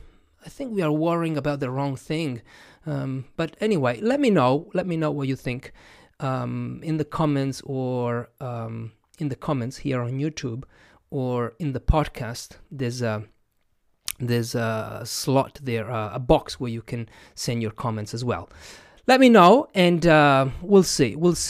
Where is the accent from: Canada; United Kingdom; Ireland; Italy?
Italy; first language Italian; English is a second language; And I am one of those because my first language is not English, is Italian. And I define myself as a non-native English speaker.